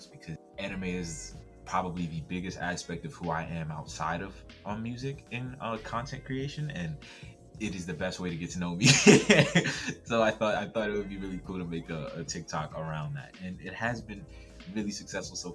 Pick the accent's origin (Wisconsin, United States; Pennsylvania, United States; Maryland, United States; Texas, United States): Maryland, United States; Baltimore; moved away as an adult; also born or lived in Hackensack, New Jersey / Arkansas; now in Arizona, United States; while I was born in Jersey, I've essentially every school I've went to, my whole family, I've been in Baltimore since I was like 5 or 6 years old. So Baltimore is my home